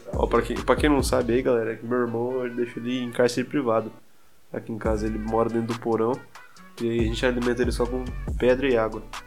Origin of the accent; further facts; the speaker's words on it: Brazil; accent: interior; eu tenho sotaque ainda de, de interior